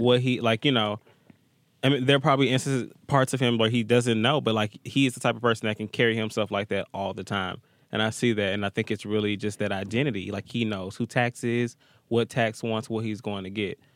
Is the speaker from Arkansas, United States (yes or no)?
no; Atlanta, Georgia, United States; growing up in Atlanta